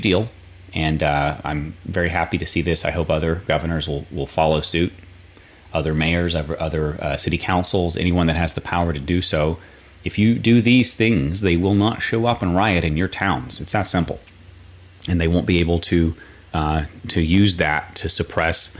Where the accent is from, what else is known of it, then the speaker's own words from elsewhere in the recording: North Carolina, United States; now in Florida, United States; I'm from North Carolina originally